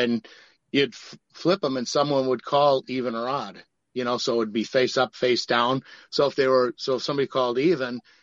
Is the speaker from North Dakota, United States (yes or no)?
no; Milwaukee, Wisconsin, United States; growing up in Milwaukee like I did